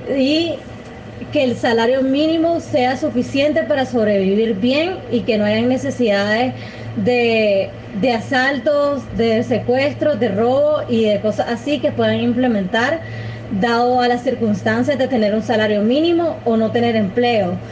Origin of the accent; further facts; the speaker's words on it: Nicaragua; soy nicaragüense, tengo 24 años de edad